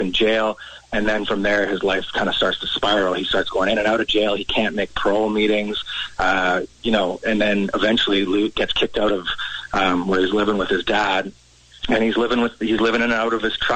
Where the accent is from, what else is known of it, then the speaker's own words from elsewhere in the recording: Langley, British Columbia, Canada; I grew up in Langley out here in BC